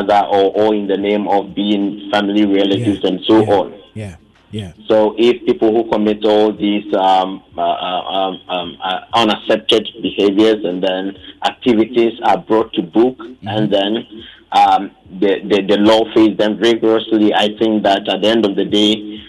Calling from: Ghana; calling from Ebuakwa.

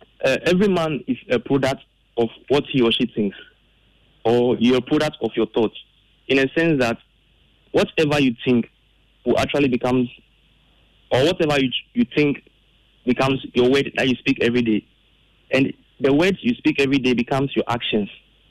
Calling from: Sege, Greater Accra, Ghana; I'm speaking from Sege.

